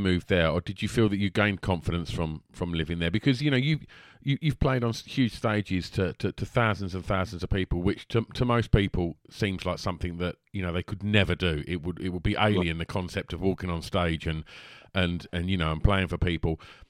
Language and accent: English; United Kingdom; As a Brit